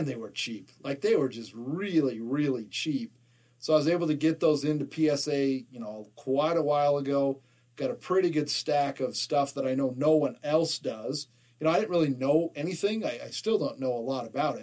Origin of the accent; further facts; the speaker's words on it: Salt Lake City, Utah, United States; All four of us from Salt Lake City.